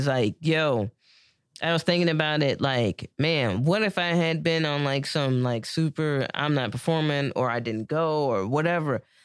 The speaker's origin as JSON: {"language": "English", "country": "United States", "said": "as an American"}